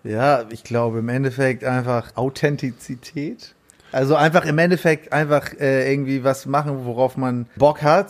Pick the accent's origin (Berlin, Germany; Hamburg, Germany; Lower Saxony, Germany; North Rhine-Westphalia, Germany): Hamburg, Germany; ich bin in Barmbek auch aufgewachsen